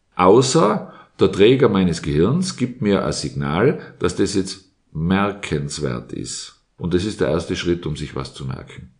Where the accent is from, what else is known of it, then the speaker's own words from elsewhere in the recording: Innsbruck, Tyrol, Austria; ich bin in Innsbruck aufgewachsen